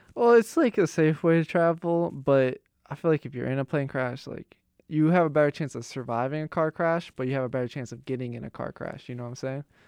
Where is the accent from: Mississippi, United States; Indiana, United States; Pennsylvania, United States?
Pennsylvania, United States; Pittsburgh; moved away; I'm from Pittsburgh.